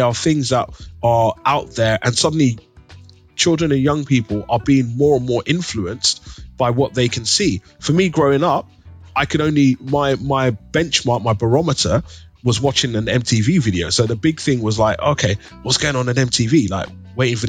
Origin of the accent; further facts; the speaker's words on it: London, United Kingdom; growing up in East London